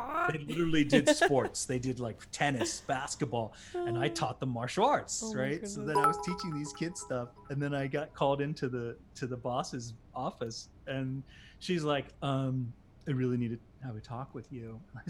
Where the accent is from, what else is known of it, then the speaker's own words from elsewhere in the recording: Bermuda; accent: British; Why can't I talk about myself growing up in Bermuda